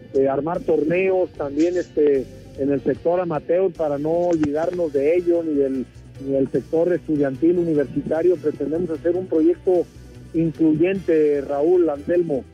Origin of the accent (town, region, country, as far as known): Colima, Mexico; born or raised there